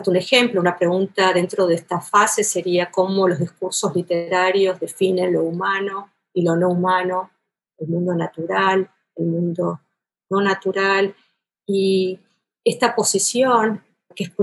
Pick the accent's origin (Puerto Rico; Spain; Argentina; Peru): Argentina; Buenos Aires; accent: porteño; moved away as an adult; now in United States; Sí, soy argentina y tengo el acento porteño Ah, vengo de Buenos Aires, nací en Buenos Aires, eh, vine a Estados Unidos como muchos otros latinoamericanos